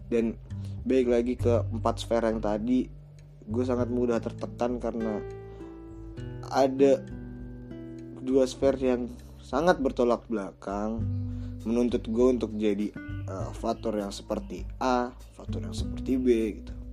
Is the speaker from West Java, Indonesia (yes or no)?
no; Jakarta, Indonesia; menjunjung tinggi nilai-nilai budaya etnisitas gue berasal gitu ya gue kan orang Betawi banget nih